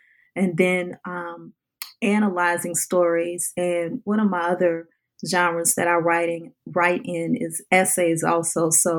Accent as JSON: {"language": "English", "town": "New Orleans", "region": "Louisiana", "country": "United States", "tie": "born or raised there", "said": "water is part of my DNA in terms of how I lived a life growing up in the New Orleans area"}